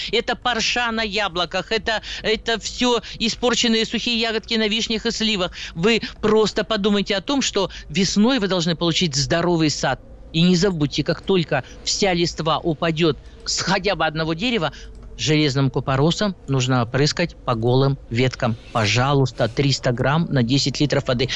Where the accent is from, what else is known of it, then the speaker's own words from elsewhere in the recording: Siberia, Russia; Я сибирячка